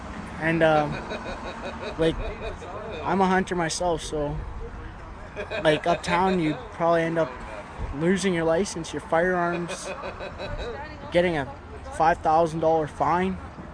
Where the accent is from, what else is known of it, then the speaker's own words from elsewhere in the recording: Fort William First Nation, Ontario, Canada; I'm from Fort William, and I'm 14 years old.